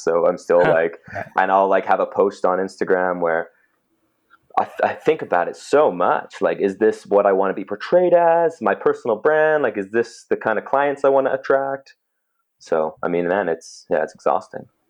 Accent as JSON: {"language": "English", "town": "Cochrane", "region": "Alberta", "country": "Canada", "tie": "born or raised there", "also_born_or_lived": "England", "said": "when we moved from England to Cochrane when I was seven."}